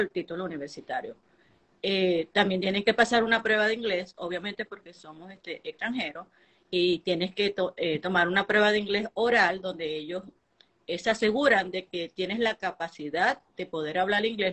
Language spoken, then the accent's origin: Spanish; Venezuela; moved away as an adult; now in Utah, United States